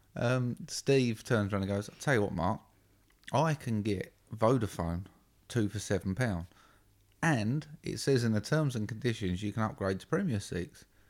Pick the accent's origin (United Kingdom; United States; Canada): United Kingdom; we're British